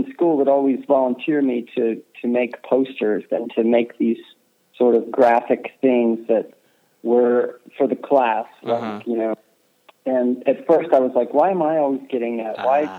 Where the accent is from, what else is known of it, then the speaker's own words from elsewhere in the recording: Clearwater, Florida, United States; moved away; also born or lived in New York; I pretty much grew up on the beach, So it was very outdoorsy